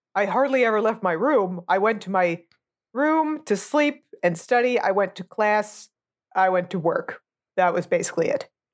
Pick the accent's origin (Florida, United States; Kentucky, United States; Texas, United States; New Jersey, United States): New Jersey, United States; born or raised there; moved away